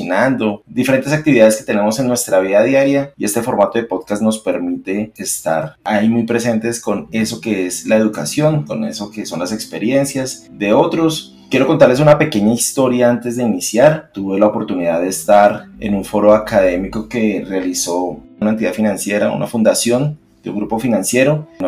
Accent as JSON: {"language": "Spanish", "country": "Colombia", "said": "de pronto como colombianos o que de pronto tenemos que ser algo en especial para lograr eso"}